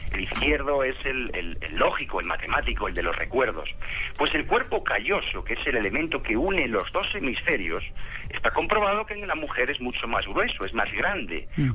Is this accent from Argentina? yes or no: no; Spain; moved away as an adult; also born or lived in Barcelona; now in Colombia; Yo soy de España, soy de España